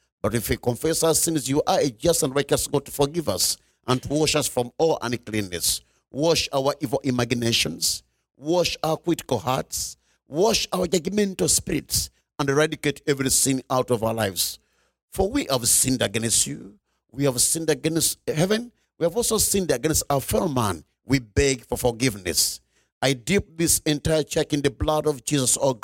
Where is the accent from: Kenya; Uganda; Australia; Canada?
Uganda; I'm coming from Uganda. Uganda is in East Africa